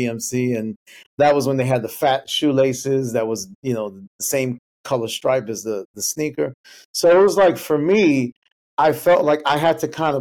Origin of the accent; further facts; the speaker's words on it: New York City, New York, United States; I come from the only Bangladeshi Muslim family in Spanish Harlem